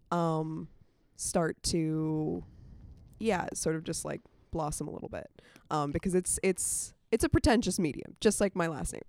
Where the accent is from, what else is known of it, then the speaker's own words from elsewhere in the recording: Winchester, Virginia, United States; moved away as an adult; now in Atlanta, United States; I'm from Winchester, Virginia.